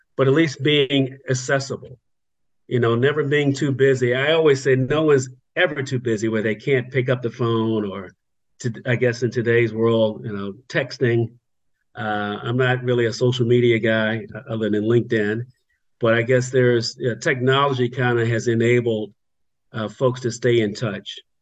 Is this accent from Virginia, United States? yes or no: yes; Virginia, United States; moved away as an adult; also born or lived in North Carolina; now in Freehold, New Jersey, United States; growing up in Virginia, and that led me all the way through high school